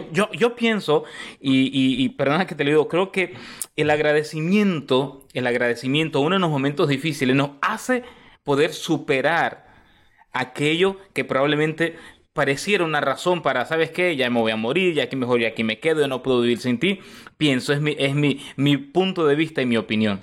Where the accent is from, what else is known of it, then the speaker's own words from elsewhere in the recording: Costa Rica; also born or lived in Nicaragua; now in Houston, United States; soy nicaragüense, criado en Costa Rica, eh, vivo en Estados Unidos, en Houston, Texas